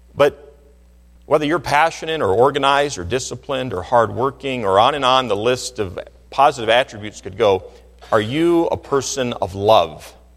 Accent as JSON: {"language": "English", "region": "Michigan", "country": "United States", "tie": "born or raised there", "said": "I grew up in Michigan"}